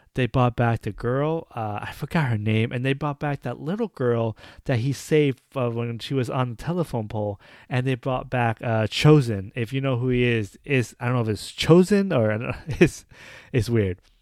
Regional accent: United States; I'm an American. I might be Asian descendant, but I'm an American.

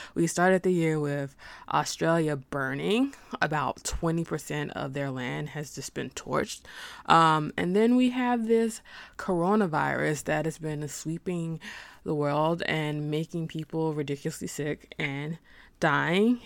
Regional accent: Arkansas, United States; I'm personally am from Arkansas

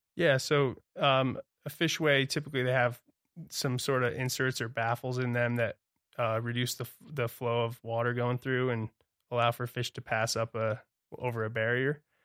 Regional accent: Toms River, New Jersey, United States; moved away as an adult; also born or lived in Santa Barbara; now in Montana, United States; I was born and raised on the Tom's River in New Jersey

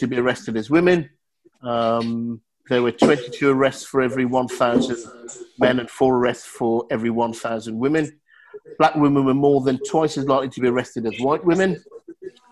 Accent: Birmingham, West Midlands, United Kingdom; I was born and raised in Birmingham and lived most of my life around Birmingham.

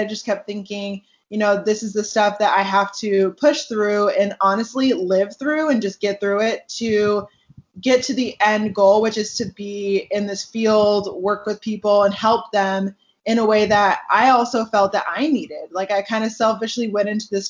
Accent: Seattle, Washington, United States; moved away as an adult; also born or lived in Tucson, Arizona; now in California, United States; I was born and raised in Seattle, Washington, or just north of Seattle

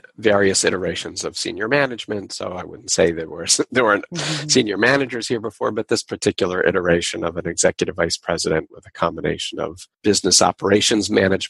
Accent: Long Island, New York, United States; We used to go to Soviet Jewry rallies and the Israel parades in New York City growing up on Long Island.

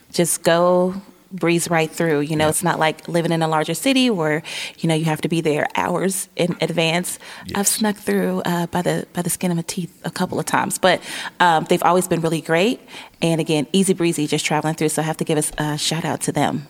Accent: Chicago, Illinois, United States; now in Northwest Arkansas, United States; Chicago, because that's my hometown

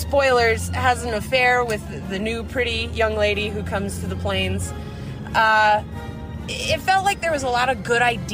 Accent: Nebraska, United States; I grew up in Nebraska

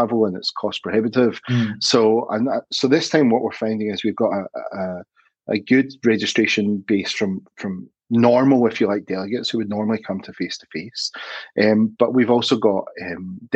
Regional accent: Glasgow, Scotland, United Kingdom; moved away as an adult; now in Australia; I grew up in Scotland, Glasgow, born and bred, became a maths teacher there

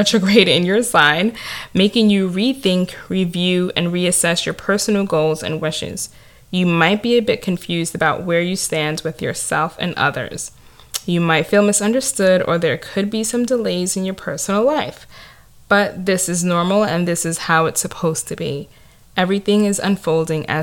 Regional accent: New York City, New York, United States; accent: Staten Island; It could be my Staten Island accent or the fact that I'm Nigerian American

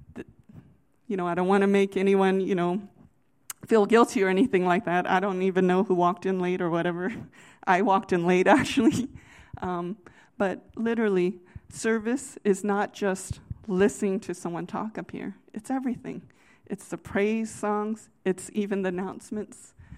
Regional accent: United States; I'm from the Virginia, D C area

